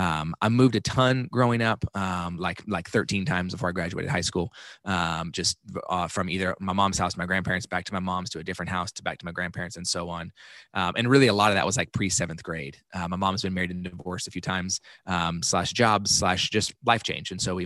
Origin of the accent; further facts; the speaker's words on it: Dallas, Texas, United States; also born or lived in Kansas; And so I was born in Kansas, but I only lived there for like 2 weeks, and then I moved back to Dallas.